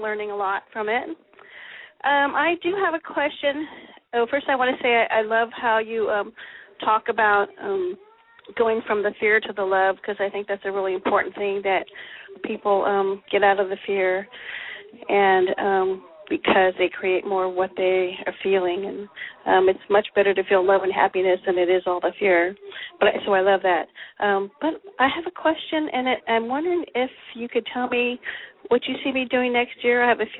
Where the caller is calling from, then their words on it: Oregon, United States; I'm calling from Oregon.